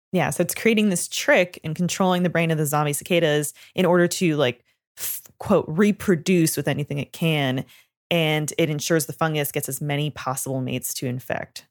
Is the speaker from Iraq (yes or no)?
no; Canada; I'm from Canada